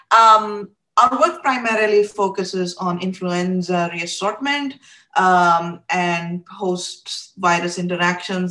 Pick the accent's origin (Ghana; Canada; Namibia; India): India; I grew up in India